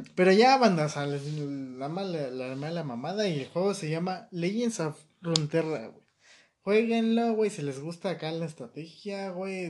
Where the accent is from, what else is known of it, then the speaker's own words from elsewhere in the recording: Mexico; Yo como ciudadano mexicano